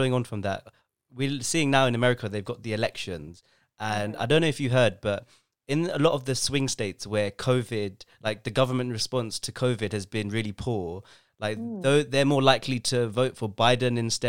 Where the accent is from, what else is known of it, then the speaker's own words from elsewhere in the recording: London, United Kingdom; I'm from London.